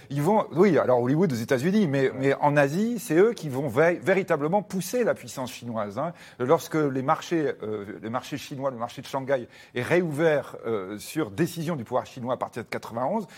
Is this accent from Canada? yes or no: no; France; chez nous, en France